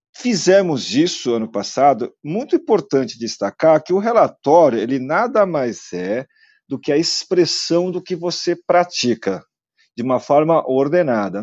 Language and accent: Portuguese; South Korea; now in Brazil; se eu estou a viver lá na Coreia, onde eu nasci